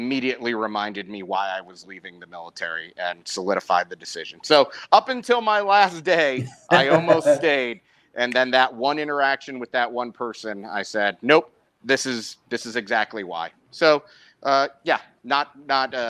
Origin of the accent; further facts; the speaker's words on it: outside Chicago, Illinois, United States; moved away; I grew up outside Chicago, about 40 miles, 50 miles outside Chicago